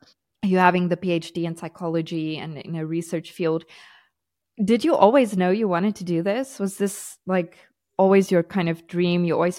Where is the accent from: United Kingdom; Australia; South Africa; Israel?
South Africa; now in Portugal; We moved to Portugal from South Africa, and I love South Africa. I love my South African culture, but unfortunately it's not the safest place to be.